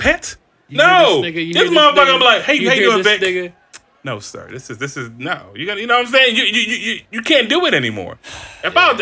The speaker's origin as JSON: {"language": "English", "country": "United States", "tie": "born or raised there", "said": "I grew up in America"}